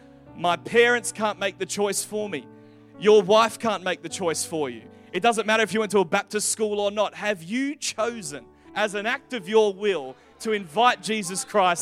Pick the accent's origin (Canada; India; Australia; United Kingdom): United Kingdom; England; born there; But I was born in England when my parents were planting a church there.